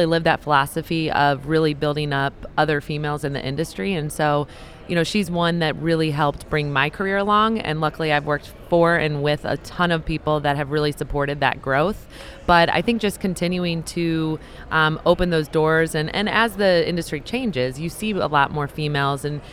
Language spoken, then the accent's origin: English; Central Illinois, United States; also born or lived in St. Louis, Missouri; I grew up in Central Illinois, went to University of Illinois